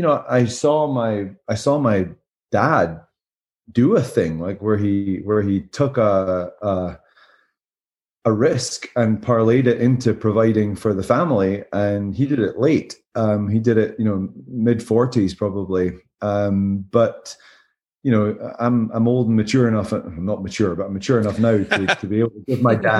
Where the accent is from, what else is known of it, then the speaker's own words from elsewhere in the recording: Scotland, United Kingdom; moved away as an adult; also born or lived in Southern California; now in Greenville, United States; being Scottish.